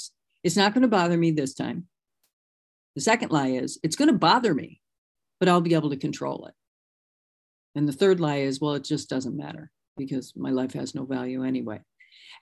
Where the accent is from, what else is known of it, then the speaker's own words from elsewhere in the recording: Michigan, United States; moved away; I'm originally from Michigan